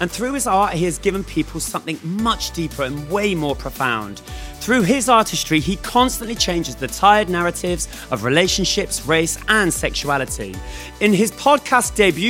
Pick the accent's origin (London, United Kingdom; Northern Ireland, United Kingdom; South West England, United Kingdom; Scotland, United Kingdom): South West England, United Kingdom; Bristol; I grew up in Bristol, which is a city